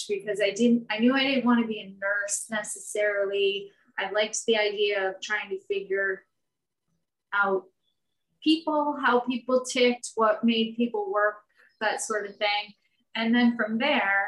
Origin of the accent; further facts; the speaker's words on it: Vermont, United States; I'm from Vermont for anyone that doesn't know. So I grew up in a small town. I still live in Vermont